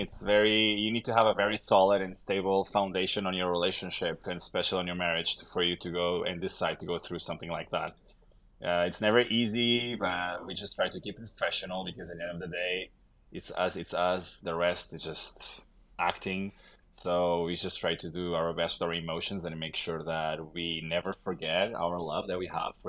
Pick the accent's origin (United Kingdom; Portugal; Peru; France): Portugal; Lisbon; moved away; I am from Lisbon.